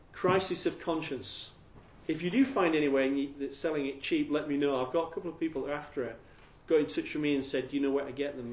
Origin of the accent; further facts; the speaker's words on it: Yorkshire and the Humber, United Kingdom; accent: Yorkshire; I'm from Yorkshire